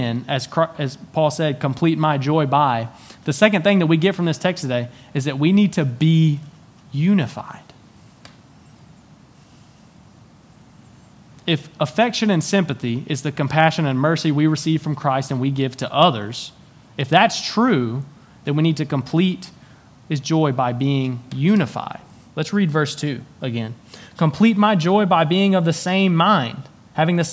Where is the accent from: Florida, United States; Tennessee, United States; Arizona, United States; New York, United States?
Tennessee, United States; I was born and raised in Tennessee